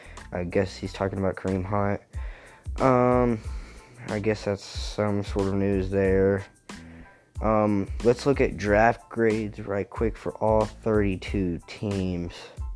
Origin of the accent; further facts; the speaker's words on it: Texas, United States; I'm a fan for all Texas teams because I am from Texas.